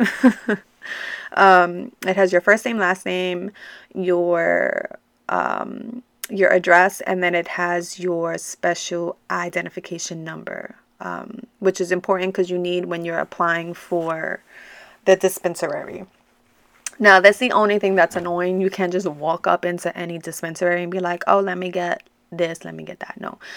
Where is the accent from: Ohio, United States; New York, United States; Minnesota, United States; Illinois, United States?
New York, United States; growing up in New York and having Latino parents